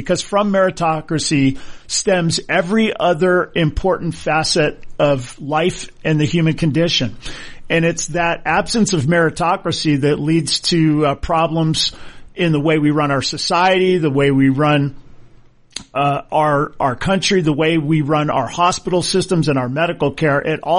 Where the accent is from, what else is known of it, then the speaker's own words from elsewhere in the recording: Hawaii, United States; I growing up in Hawaii, and I went to Punahou, which is a great private school in Hawaii, one of the best in the world